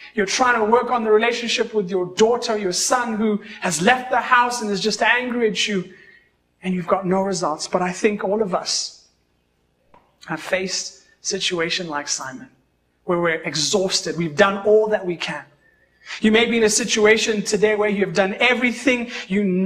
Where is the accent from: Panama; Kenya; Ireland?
Kenya; I always say I'm a Kenyan